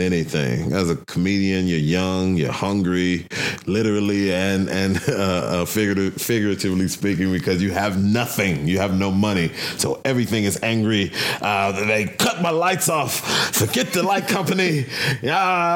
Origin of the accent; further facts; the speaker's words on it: Chicago, Illinois, United States; now in Denver, United States; I'm from Chicago, South Side